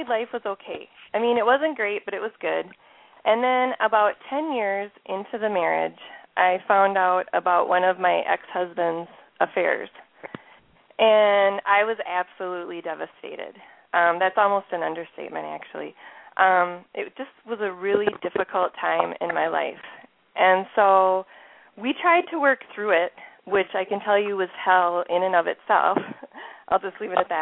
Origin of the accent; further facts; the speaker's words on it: Minnesota, United States; accent: Minnesota; some of you can hear my Minnesota accent already coming through here